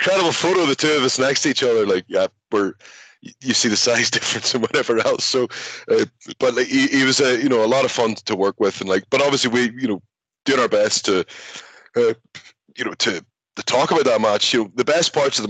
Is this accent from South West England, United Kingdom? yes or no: no; Belfast, Northern Ireland, United Kingdom; moved away as an adult; also born or lived in Scotland; my experiences growing up in Belfast